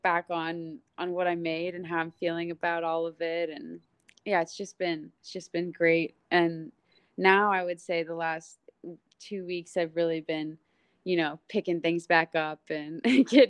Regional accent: Texas, United States; moved away as an adult; I'm from Texas

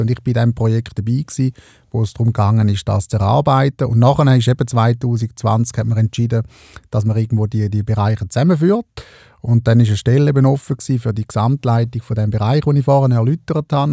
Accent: Eastern Switzerland, Switzerland; in der Ostschweiz, wo ich aufgewachsen bin

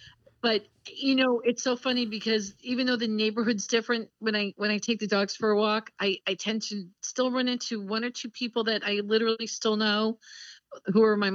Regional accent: Long Island, New York, United States; I grew up on Long Island

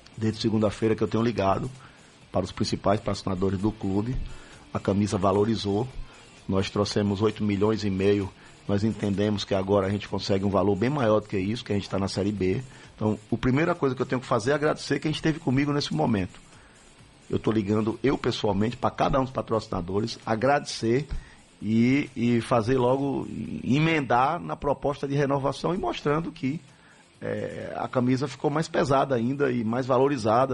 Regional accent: Northeast Region, Brazil; nós somos nordestinos

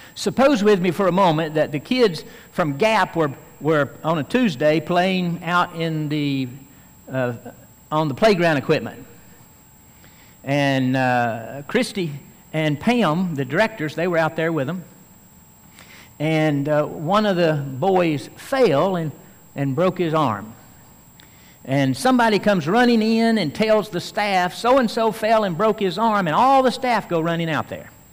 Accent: Tennessee, United States; I could be called a Tennessean because I'm from Tennessee

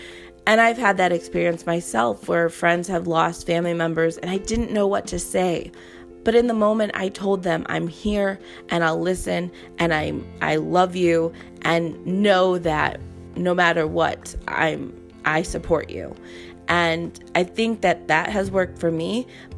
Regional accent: Charleston, South Carolina, United States; I'm from Charleston, South Carolina, military brat.

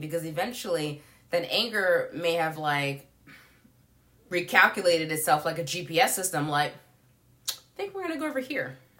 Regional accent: New York City, New York, United States; I grew up in New York City

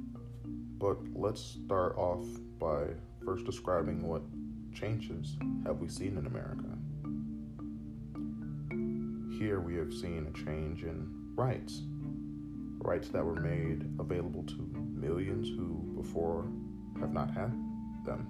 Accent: United States; as an American who does love his country very much

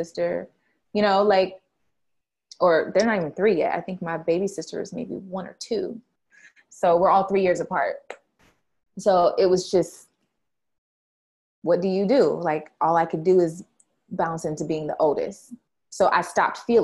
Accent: San Diego, California, United States; We're from California, all the way live San Diego, California

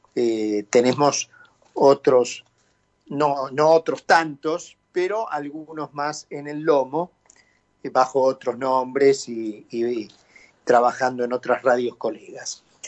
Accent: Argentina; hemos llegado los argentinos

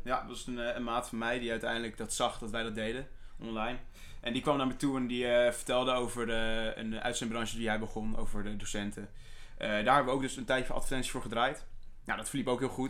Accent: Soest, Utrecht, Netherlands; ik ben 21 jaar oud. Eh, ik kom uit Soest

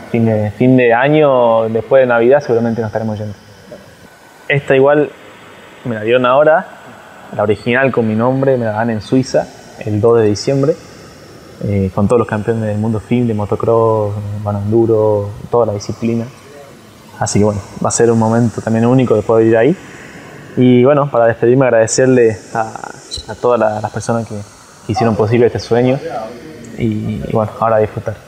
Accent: Argentina; el primer argentino campeón del mundo

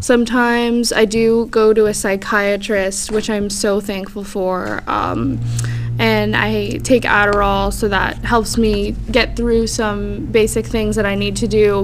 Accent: Clearwater, Florida, United States; also born or lived in St. Petersburg, Florida; I grew up in Clearwater

